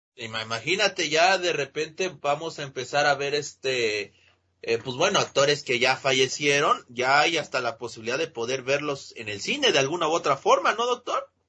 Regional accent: Mexico; para los que somos mexicanos

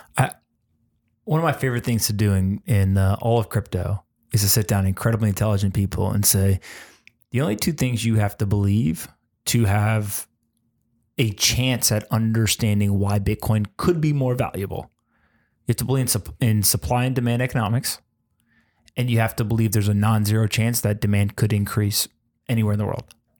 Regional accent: United States; as an American

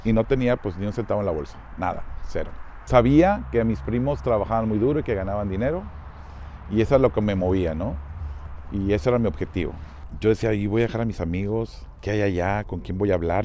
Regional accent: Monterrey, Nuevo León, Mexico; yo soy de Monterrey, Nuevo León. Es una ciudad en el norte del país

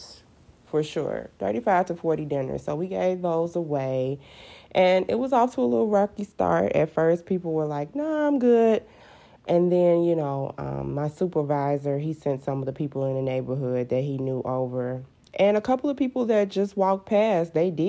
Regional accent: Chicago, Illinois, United States; I'm actually a South Sider. I was born and raised on the South Side.

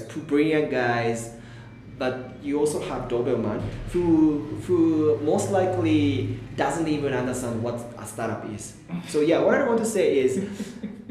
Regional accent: Tokyo, Japan; English is a second language; moved away as an adult; also born or lived in Botswana; now in Kenya; I'm Japanese. I was born and raised in Tokyo.

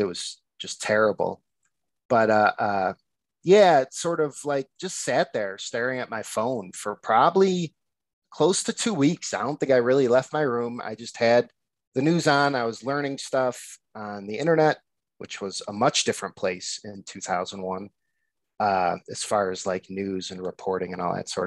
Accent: Addison, Illinois, United States; accent: nasal Chicago; now in Chicago, United States; I'm from the burbs of Chicago, actually Addison, but I've been living in the city now for 11, 12 years

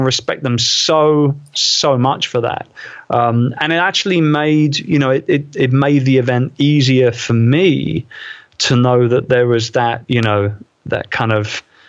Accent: London, United Kingdom; my hometown, in the Queen Elizabeth II Convention Center, right opposite Westminster Abbey

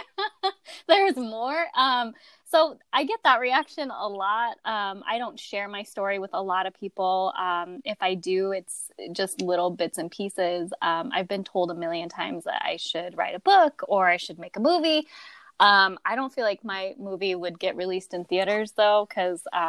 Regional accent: Phoenix, Arizona, United States; also born or lived in Loveland, Colorado; I was born in Loveland, Colorado, but I spent the majority of my young childhood in Phoenix

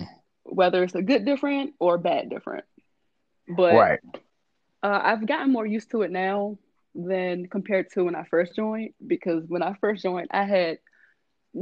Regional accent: Washington, District of Columbia, United States; moved away; Born and raised in Washington D.C.

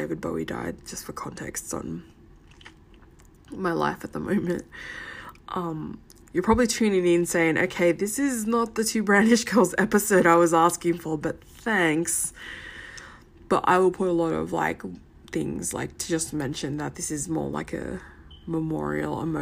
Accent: Sydney, New South Wales, Australia; as a brown kid growing up in Western Sydney.

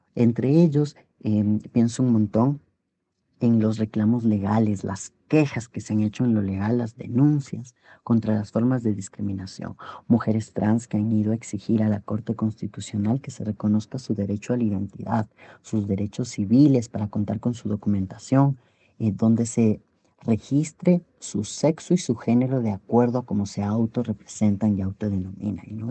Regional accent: Ecuador; En el Ecuador, en mi país

